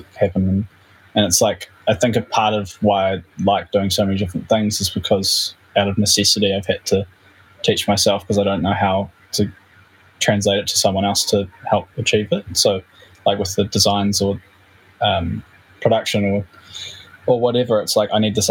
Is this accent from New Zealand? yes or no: yes; New Zealand; we're a band from New Zealand